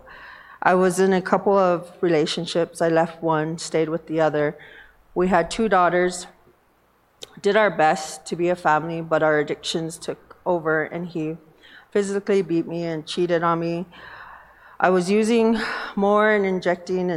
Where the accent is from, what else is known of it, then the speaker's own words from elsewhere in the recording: Northern Cheyenne Reservation, Montana, United States; I'm from the Northern Cheyenne Reservation